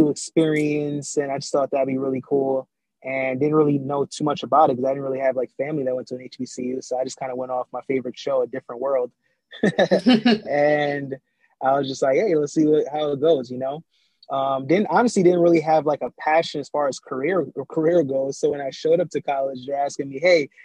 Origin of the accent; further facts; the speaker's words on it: New York City, New York, United States; also born or lived in Jamaica; I was born in Jamaica, right? And I was raised in Brooklyn, New York, because my parents left out of Jamaica when I was about like 4 years old